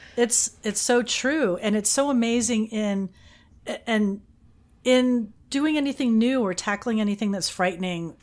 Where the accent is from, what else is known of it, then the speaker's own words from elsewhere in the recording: Fort Lauderdale, Florida, United States; also born or lived in Austin, Texas / Jacksonville, Florida; Miami, Fort Lauderdale, my hometown